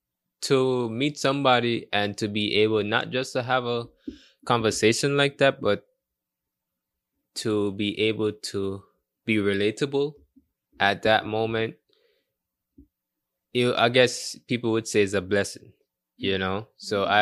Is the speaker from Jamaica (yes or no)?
yes; Portmore, Saint Catherine, Jamaica; also born or lived in Kingston; I don't remember the exact hospital name, but I was born in Kingston. And I was raised there for 2-3 years, and then I was moved to Portmore.